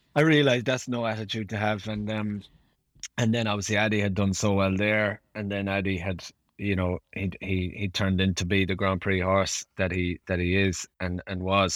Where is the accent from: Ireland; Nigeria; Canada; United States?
Ireland; being Irish